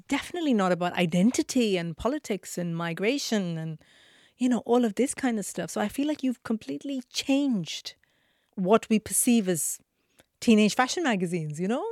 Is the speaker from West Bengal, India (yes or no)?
no; Mumbai, Maharashtra, India; now in United Kingdom; I grew up in Mumbai, very poor family, very, very traditional family.